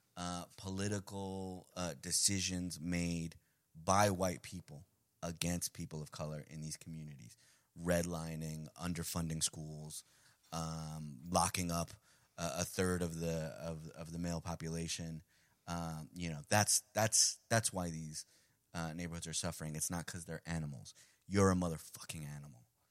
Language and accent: English; New York City, New York, United States; first language Spanish; English is a second language; also born or lived in Medellin, Colombia; Diane and I grew up in Queens.